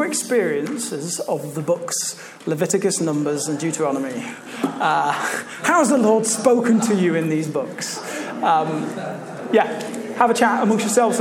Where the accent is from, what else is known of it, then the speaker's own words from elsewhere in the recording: Leicester, East Midlands, United Kingdom; moved away as an adult; now in Canterbury, United Kingdom; As I said, I grew up in Leicester. I moved down to Canterbury for university.